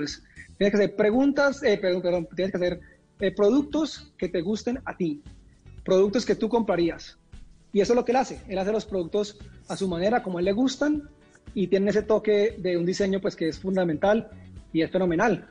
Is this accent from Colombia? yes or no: yes; Colombia; moved away